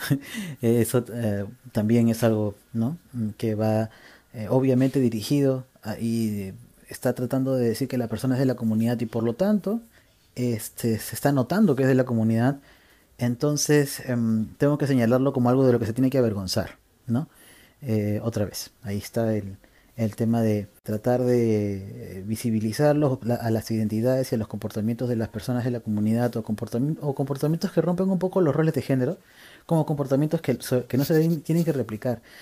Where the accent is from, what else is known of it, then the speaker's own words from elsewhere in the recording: Peru; parte de nuestra cultura como peruanos y peruanas y peruanes es nuestra manera de comunicarse